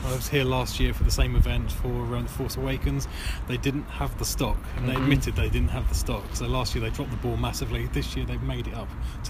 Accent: England, United Kingdom; we're English

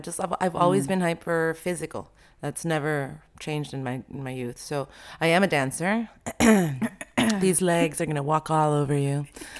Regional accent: Colombia; Or the little town I grew up in Colombia, you know, every time I went to school, there would be like a coffin coming down the street.

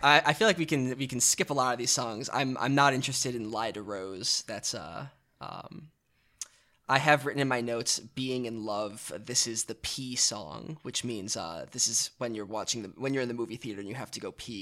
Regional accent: Chicago, Illinois, United States; I grew up in Chicago

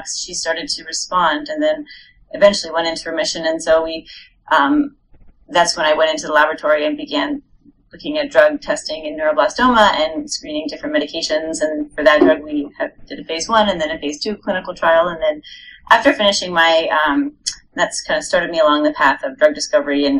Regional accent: Montreal, Quebec, Canada; moved away as an adult; also born or lived in New York / Rhode Island; I'm originally from Montreal up in Canada

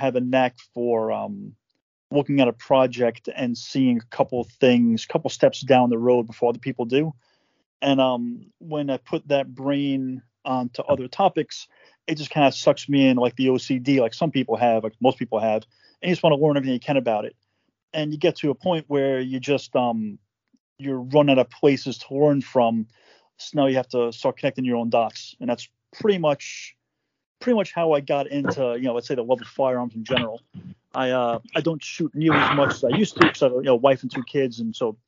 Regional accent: Long Island, New York, United States; born and raised in New York, Long Island, about an hour out from Manhattan, suburbia.

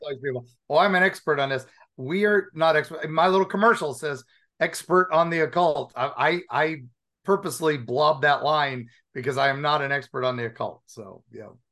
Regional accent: Appalachian Mountains, United States; also born or lived in Dayton, Ohio; I grew up in the Appalachian Mountains

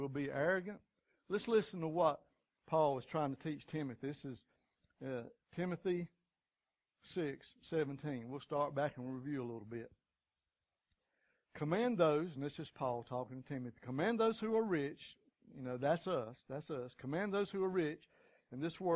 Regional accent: United States; as good American folks, that's kind of what we're taught as childhood.

